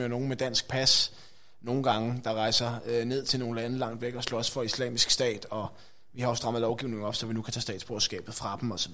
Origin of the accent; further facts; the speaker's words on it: Greve, Zealand, Denmark; also born or lived in Hvidovre; Jeg er født i Hvidovre, øh, opvokset i, øh, i Greve. Øh, der bor jeg stadigvæk